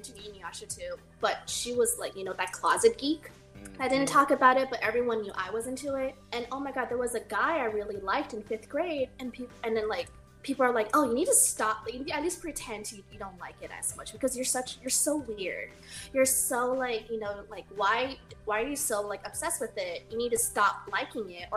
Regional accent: Arcadia, California, United States; I grew up in Arcadia

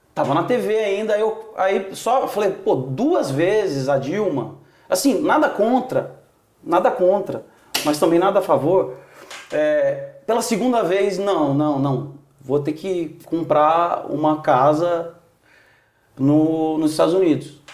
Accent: Itanhandu, Minas Gerais, Brazil; moved away as an adult; also born or lived in São Paulo; Itanhandu, Minas Gerais. Ok. Sul de Minas.

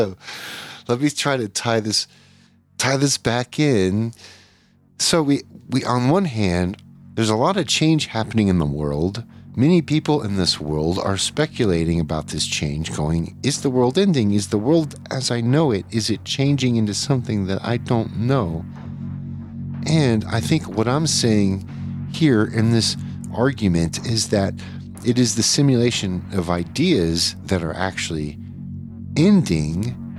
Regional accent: Louisiana, United States; born there; I was born in Louisiana, so I should know.

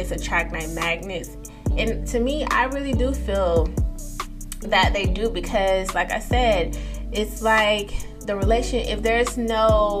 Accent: East Coast, United States; I'm from the East Coast

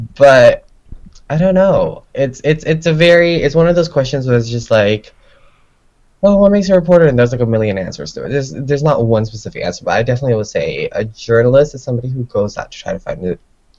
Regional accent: Malaysia; Third culture living. I'm from Malaysia.

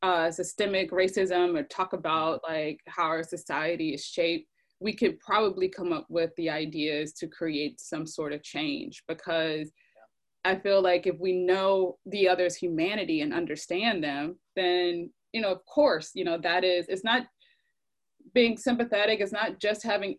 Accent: the South, United States; I felt maybe I was protected from in a sense of growing up in the South with my family primarily.

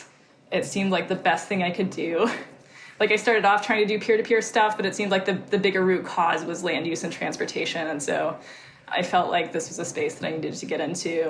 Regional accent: East Tennessee, United States; moved away; also born or lived in New Orleans; I'm from East Tennessee originally, so I'm from the South. And I grew up riding dirt bikes

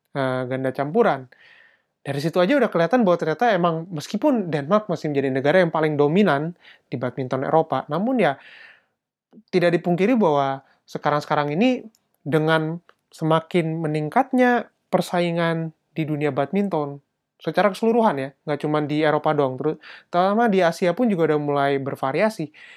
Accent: Indonesia; now in Germany; gue dari Indonesia

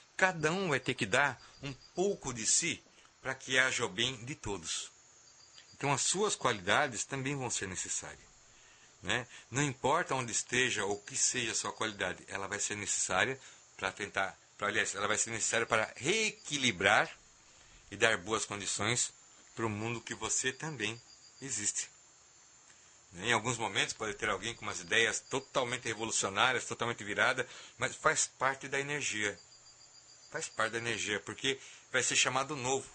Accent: Brazil; nós como Brasil, como, como brasileiros

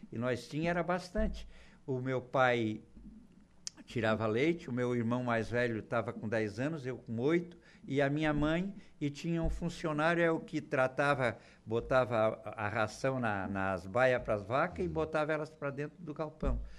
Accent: São João do Sul, Santa Catarina, Brazil; now in Araranguá, Brazil; Nasci naquela região ali, numa cidadezinha chamada Bela Vista. De Bela Vista, o meu pai era colono, era lavrador

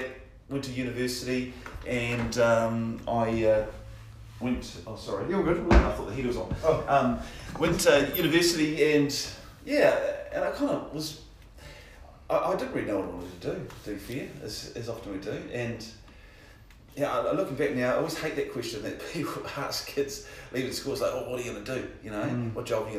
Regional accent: Hawera, Taranaki, New Zealand; I was born in Hawera

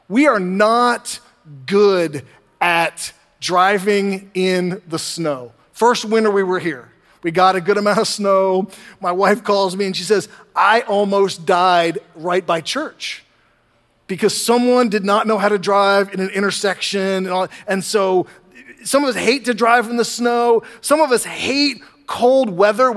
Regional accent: the North, Northern United States, United States; now in Southern United States; When I was younger in the North

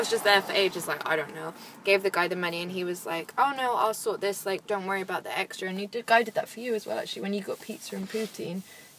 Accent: United Kingdom; we're British

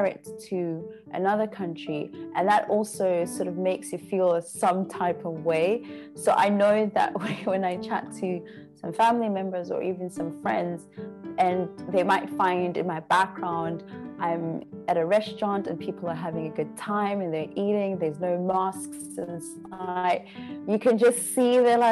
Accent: Pietermaritzburg, KwaZulu-Natal, South Africa; moved away as an adult; also born or lived in Canada; now in China; I was growing up in 2 different households in Peter Maritzburg. And then I went to high school in Maritzburg

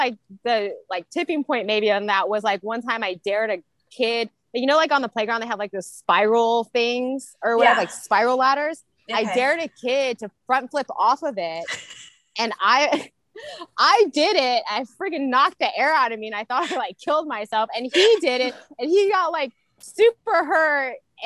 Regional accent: Centralia, Illinois, United States; Centralia, Illinois. So, very small town.

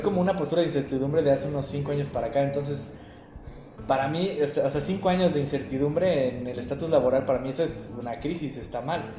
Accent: Querétaro, Mexico; yo soy parte de los conservadores queretanos en secreto

